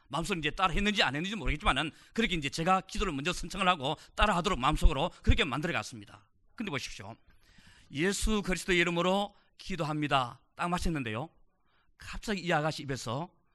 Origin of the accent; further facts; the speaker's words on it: South Korea; now in United States